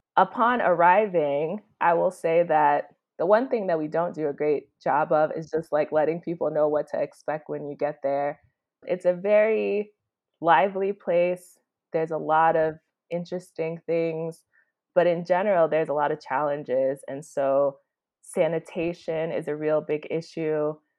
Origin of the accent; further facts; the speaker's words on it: Chicago, Illinois, United States; moved away as an adult; now in Kampala, Uganda; I am originally from Chicago, Illinois